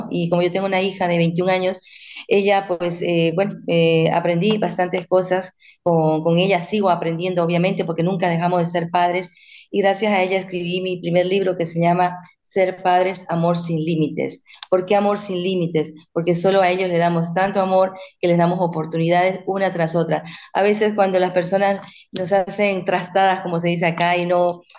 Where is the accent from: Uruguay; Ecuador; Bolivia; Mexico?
Bolivia; now in Spain; soy de Bolivia, pero ya llevo 26 años viviendo en este maravilloso país, España.